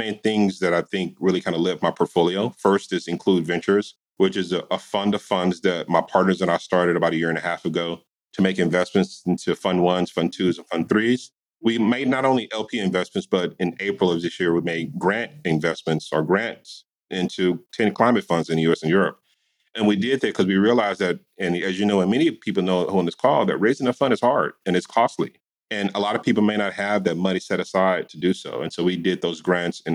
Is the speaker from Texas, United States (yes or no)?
yes; Dallas, Texas, United States; now in California, United States; I grew up in Texas back in the early 80s, late 70s